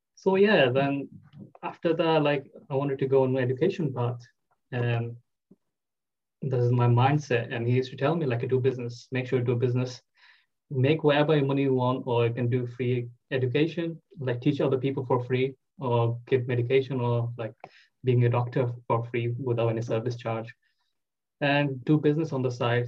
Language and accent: English; Bangladesh; English is a second language; moved away as an adult; now in United Kingdom; I'm originally from Bangladesh